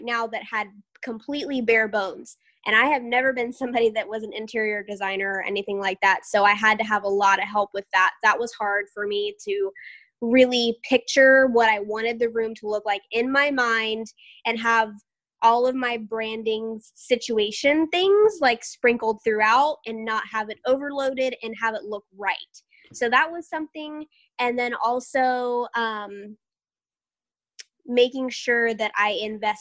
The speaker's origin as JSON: {"language": "English", "town": "Tampa", "region": "Florida", "country": "United States", "said": "I'm from Tampa, but I have, you know, deep Southern roots"}